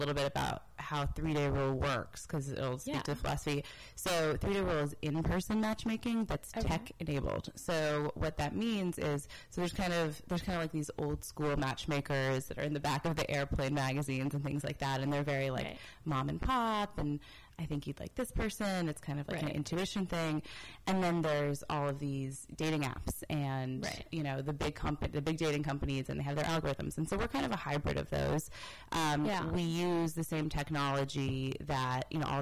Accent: Washington, District of Columbia, United States; moved away as an adult; now in Los Angeles, United States; I am from the East Coast, grew up in D.C., and moved out to LA to go to grad school

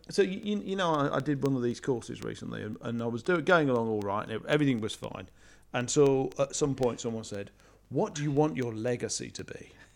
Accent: United Kingdom; I'm British

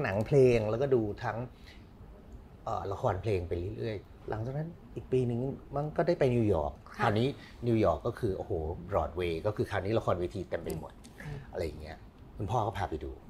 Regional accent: Thailand; moved away; also born or lived in San Francisco, United States; ในความเด็กไทยตอนนั้นที่คิดถึงบ้าน

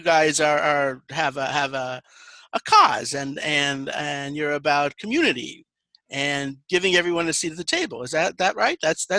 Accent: Colorado, United States; I was raised kind of not to like Texans because I'm from Colorado

